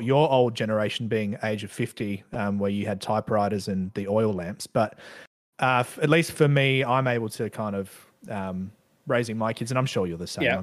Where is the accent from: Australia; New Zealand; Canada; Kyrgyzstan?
Australia; I grew up in Australia for most of my life.